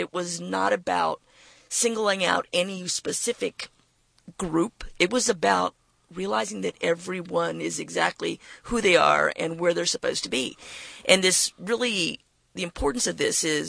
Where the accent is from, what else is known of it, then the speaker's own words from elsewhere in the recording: McAllen, Texas, United States; I'm from McAllen, Texas